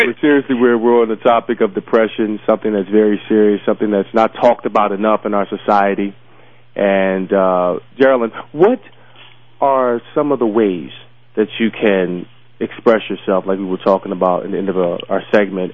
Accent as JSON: {"language": "English", "town": "Philadelphia", "region": "Pennsylvania", "country": "United States", "tie": "born or raised there", "said": "I grew up in Southwest Philly. I grew up in Philadelphia"}